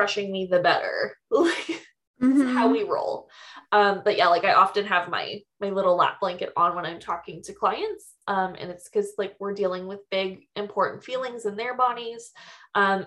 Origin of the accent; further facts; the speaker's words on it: Canada; I'm Canadian.